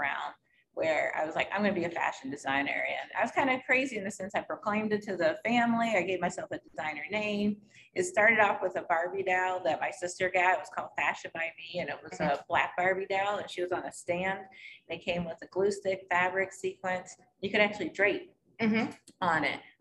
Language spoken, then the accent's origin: English; West Bloomfield, Michigan, United States; also born or lived in East Lansing, Michigan / New York; I grew up in the Detroit area. I actually grew up outside of Detroit, West Bloomfield.